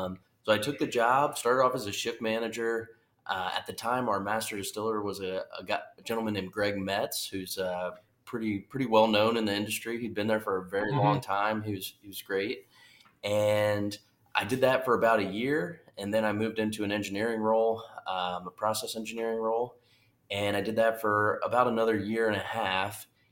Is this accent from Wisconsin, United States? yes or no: no; Ohio, United States; Yep. Yeah, from Ohio.